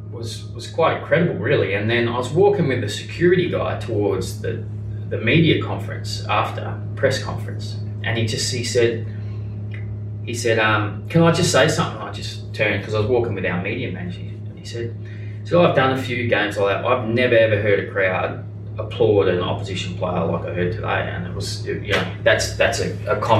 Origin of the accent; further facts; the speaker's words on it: New Zealand; even as a New Zealander here